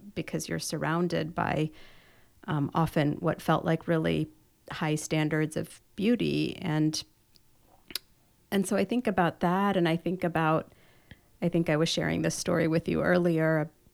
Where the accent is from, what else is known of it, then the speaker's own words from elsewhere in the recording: Chicago, Illinois, United States; now in Orange County, United States; I grew up in Chicago